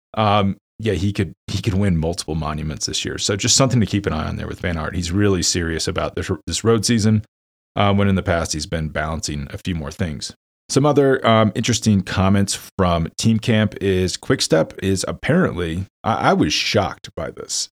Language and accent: English; United States; I'm an American, obviously, you can tell by my voice.